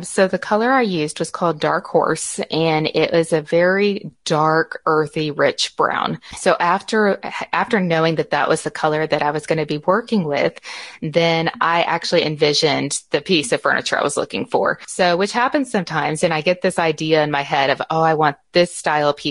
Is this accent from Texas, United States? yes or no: yes; Garland, Texas, United States; also born or lived in Rockwall, Texas; I was born and raised here in Texas. I grew up in Garland, which is close